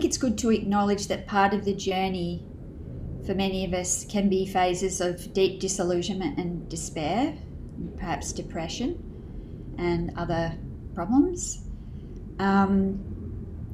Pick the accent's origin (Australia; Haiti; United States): Australia; Canberra, Australian Capital Territory; In my early life, I grew up in Canberra